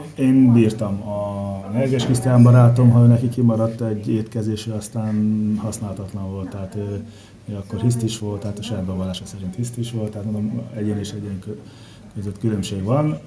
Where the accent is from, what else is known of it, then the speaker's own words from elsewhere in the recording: Nigeria; also born or lived in Paraguay; now in Hungary; Nigériában nőttem fel, ex-angol gyarmat